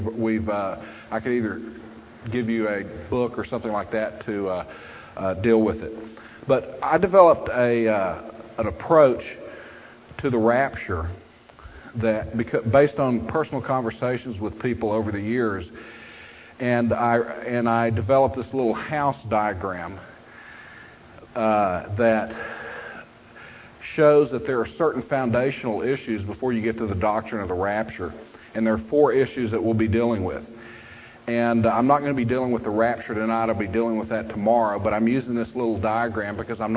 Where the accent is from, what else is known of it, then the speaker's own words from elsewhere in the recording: Texas, United States; also born or lived in Prince George's County, Maryland; I'm basically from Texas. And back in the early 70s, I grew up Southern Baptist like all good Texans used